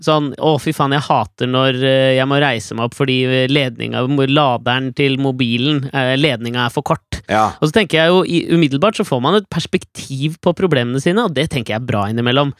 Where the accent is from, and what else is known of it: Norway